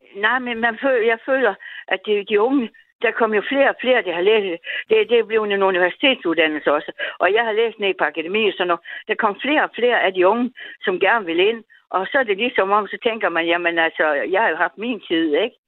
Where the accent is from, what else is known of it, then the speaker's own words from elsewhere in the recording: Denmark; jeg er dansker.